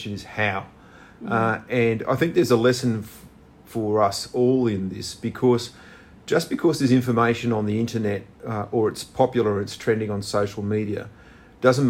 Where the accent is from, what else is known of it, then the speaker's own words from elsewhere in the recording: Australia; now in New South Wales, Australia; my home state